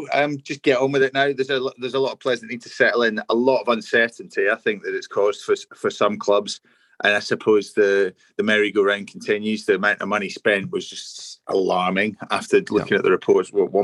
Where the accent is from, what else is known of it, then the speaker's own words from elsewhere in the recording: Scotland, United Kingdom; As a Scotsman